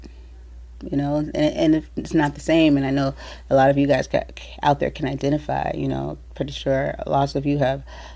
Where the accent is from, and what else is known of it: San Diego, California, United States; born or raised there